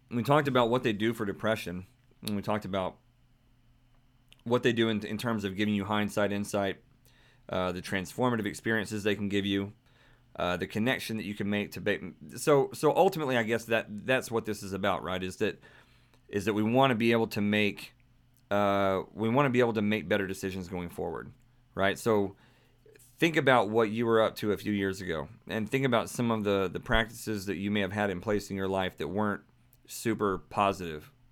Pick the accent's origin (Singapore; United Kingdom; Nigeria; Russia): Singapore; I'm from Singapore. I'm into spirituality and all of it.